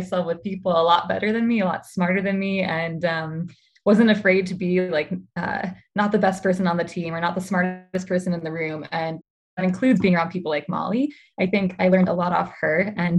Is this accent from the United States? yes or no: yes; Midwest, United States; also born or lived in Milwaukee, United States; Yeah, so I was born in Milwaukee and grew up a bit all over the Midwest.